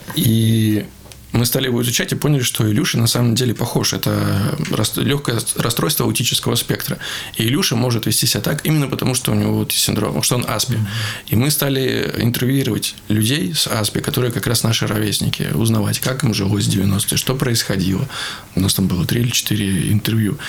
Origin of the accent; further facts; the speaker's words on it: Veliky Novgorod, Novgorod Oblast, Russia; Все жители моего родного города